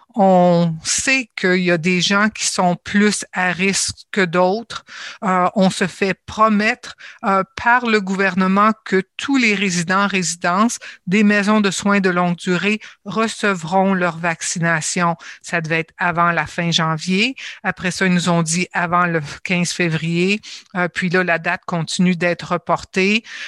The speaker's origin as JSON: {"language": "French", "region": "Ontario", "country": "Canada", "said": "je suis ontarienne et je suis canadienne également"}